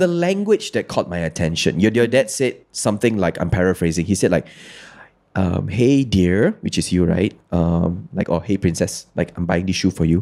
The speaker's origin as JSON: {"language": "English", "region": "Kedah", "country": "Malaysia", "said": "I'm from Kedah. So I, I am well versed with bahasa Kedah"}